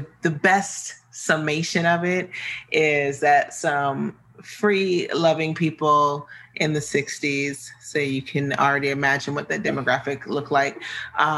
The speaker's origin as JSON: {"language": "English", "region": "Midwest", "country": "United States", "said": "I'm from the Midwest, so I tend to say tantra a lot"}